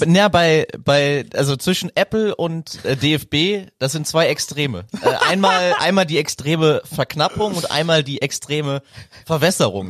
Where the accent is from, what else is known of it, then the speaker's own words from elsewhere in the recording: Bonn, North Rhine-Westphalia, Germany; ich komme ja aus Bonn